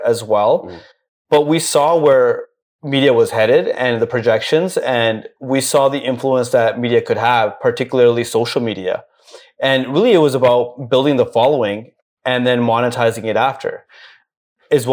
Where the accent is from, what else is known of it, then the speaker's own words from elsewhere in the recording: Vancouver, British Columbia, Canada; moved away as an adult; also born or lived in Toronto; now in Dubai, United Arab Emirates; born and raised in South Van.